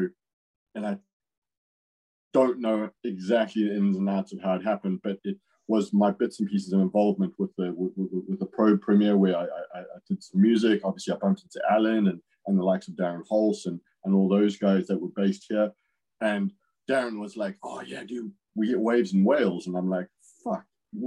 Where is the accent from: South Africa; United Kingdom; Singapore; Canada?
South Africa; Natal South Coast, KwaZulu-Natal; moved away; I grew up bodyboarding on the Natal South Coast